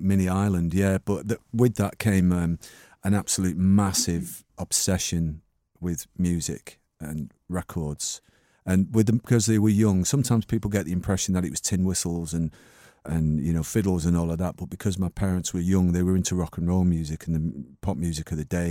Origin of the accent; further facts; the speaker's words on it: Manchester, North West England, United Kingdom; I was born in nineteen sixty-three in Ardwick, and, um, I mean, I was actually born in Longsight, and then, but I grew up in Ardwick